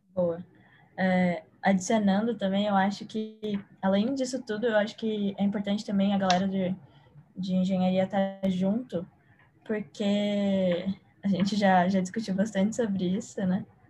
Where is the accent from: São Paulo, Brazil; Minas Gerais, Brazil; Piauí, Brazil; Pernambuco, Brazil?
São Paulo, Brazil; sou de São Paulo